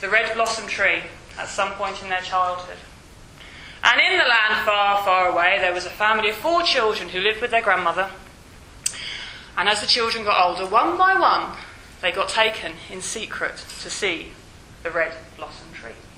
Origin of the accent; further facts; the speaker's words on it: Yorkshire and the Humber, United Kingdom; I'm from West Yorkshire.